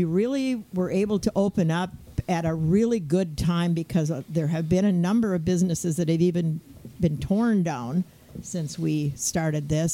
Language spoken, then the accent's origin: English; United States; now in Turtle Lake, United States